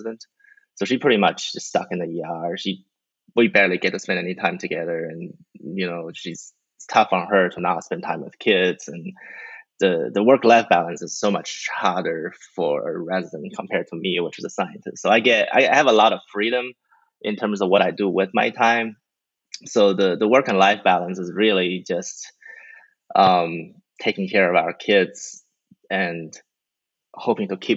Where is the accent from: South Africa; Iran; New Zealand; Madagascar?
New Zealand; moved away as an adult; also born or lived in China / Australia / Stanford, United States / Kentucky, United States; now in Florida, United States; I'm Chinese. I grew up in New Zealand